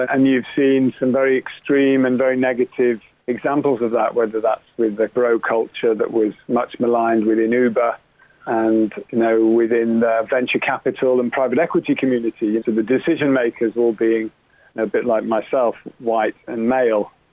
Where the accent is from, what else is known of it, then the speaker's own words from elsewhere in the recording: Manchester, North West England, United Kingdom; moved away as an adult; also born or lived in Oxford; now in London, United Kingdom; I grew up in Manchester, went to Oxford University, and then I guess a little bit like Dick Whittington, moved to London to make my fortune